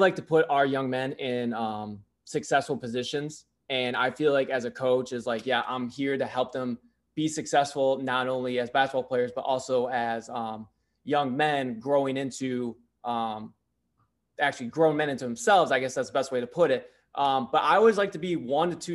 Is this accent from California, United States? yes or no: no; Brown City, Michigan, United States; moved away as an adult; also born or lived in Southern Maine; now in Maine, United States; I was born and raised in Michigan, went to Brown City